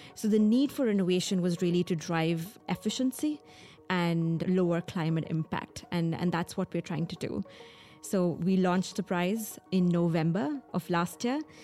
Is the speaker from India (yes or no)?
yes; New Delhi, Delhi, India; I grew up in Delhi, in New Delhi in India